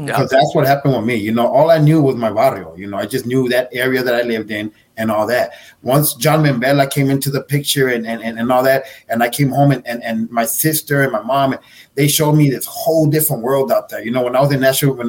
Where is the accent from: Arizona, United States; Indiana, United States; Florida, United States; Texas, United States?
Texas, United States; El Paso; I grew up in a central northeast area, Manhattan Heights, okay. and Devil's Triangle.